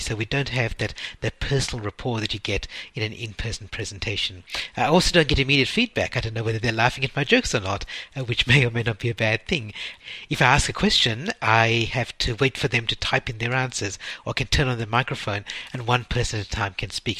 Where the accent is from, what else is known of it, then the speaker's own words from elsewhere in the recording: Perth, Western Australia, Australia; my hometown in Perth